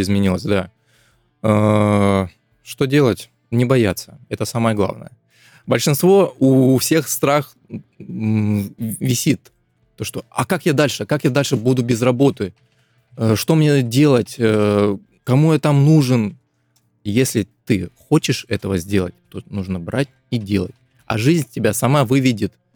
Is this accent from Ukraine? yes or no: no; Krasnodar, Krasnodar Krai, Russia; с Краснодара